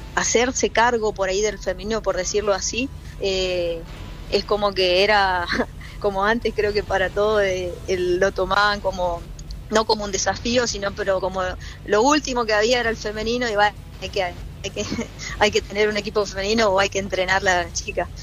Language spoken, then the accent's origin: Spanish; Alvear, Corrientes, Argentina; moved away as an adult; also born or lived in Chaco; now in Buenos Aires, Argentina; yo soy del interior de Corriente, de Alvear, de una ciudad donde se juega mucho al fútbol. Y mm, bueno, desde chiquita jugué con, los chicos